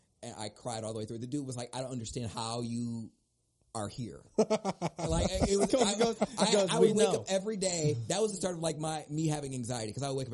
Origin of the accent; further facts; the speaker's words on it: Oberlin, Ohio, United States; I grew up in Oberlin. My graduating class was like 98.